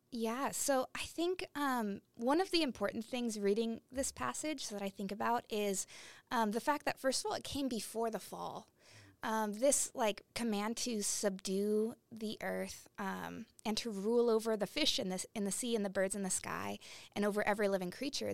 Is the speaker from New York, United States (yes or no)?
no; Portland, Oregon, United States; I grew up in Portland, Oregon